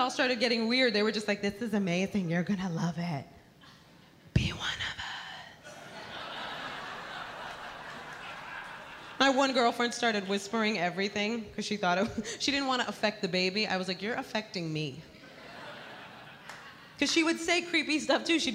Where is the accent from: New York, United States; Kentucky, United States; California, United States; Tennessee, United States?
New York, United States; New York City; I am born and raised in the Bronx, New York